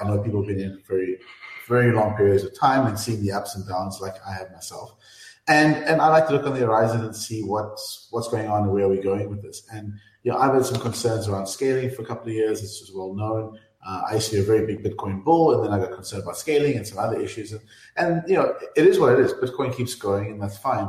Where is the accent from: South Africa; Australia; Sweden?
South Africa; I, I'm from South Africa